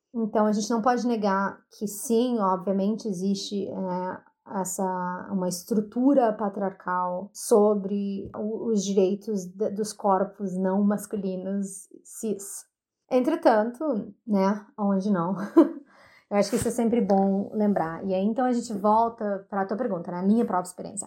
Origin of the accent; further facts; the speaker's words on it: Brazil; sendo brasileiros